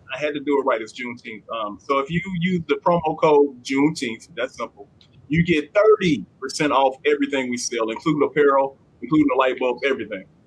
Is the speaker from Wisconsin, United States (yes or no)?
no; Southern Arkansas, United States; I grew up in Southern Arkansas